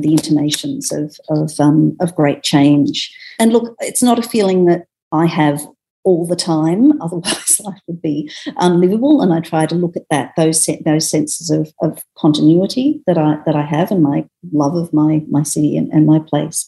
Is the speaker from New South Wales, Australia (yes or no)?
yes; Sydney, New South Wales, Australia; being in Sydney in my hometown